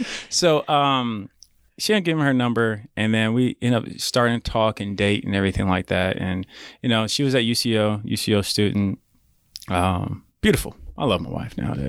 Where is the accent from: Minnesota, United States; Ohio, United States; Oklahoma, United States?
Oklahoma, United States; Edmond; growing up in Edmond, and I'm glad it happened at such a young age